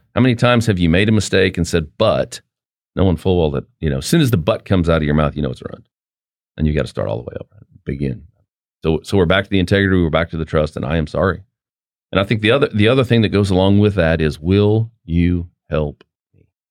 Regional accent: Farmington, New Mexico, United States; moved away; I grew up in northwest New Mexico in an oil field town, Farmington, New Mexico, the San Juan Basin

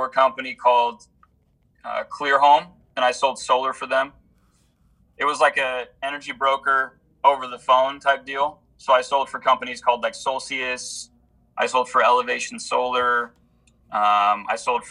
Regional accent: Houston, Texas, United States; moved away as an adult; now in Utah, United States; I grew up in Texas, Houston, Texas

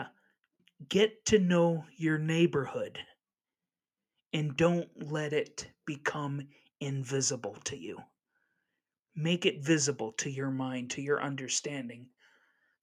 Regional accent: La Crosse, Wisconsin, United States; in my hometown of La Crosse, Wisconsin

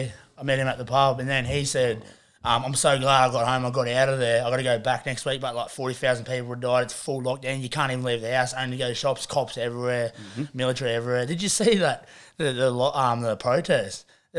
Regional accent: Australia; now in United Kingdom; I'm from Australia. Aboriginal.

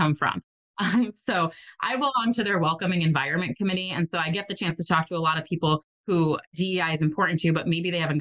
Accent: New England, United States; I'm from New England and that's how we are there

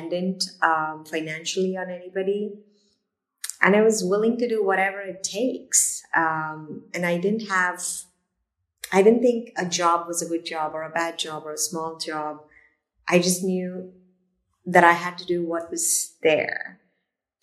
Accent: India; moved away; being in India or growing up in India

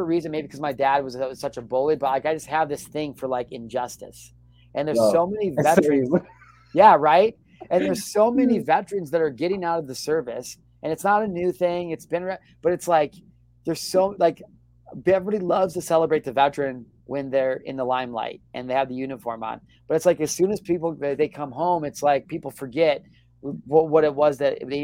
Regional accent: Illinois, United States; moved away as an adult; also born or lived in San Diego; I grew up in the Midwestern Illinois

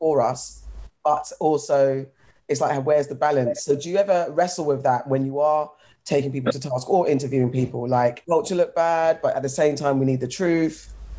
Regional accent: London, United Kingdom; being from London myself, I haven't lived anywhere else

